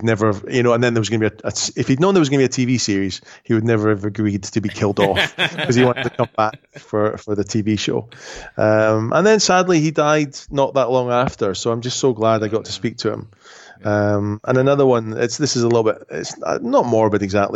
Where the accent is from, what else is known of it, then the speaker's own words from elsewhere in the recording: Edinburgh, Scotland, United Kingdom; also born or lived in Scottish Highlands; I was born in Edinburgh, which is the capital of Scotland. But when I was 10, we moved to the Highlands.